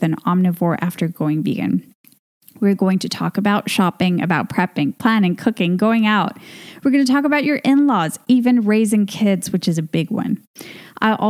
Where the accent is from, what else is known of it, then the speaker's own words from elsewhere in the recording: Venezuela; moved away as an adult; now in Spain; We're both from Venezuela. That's our home country.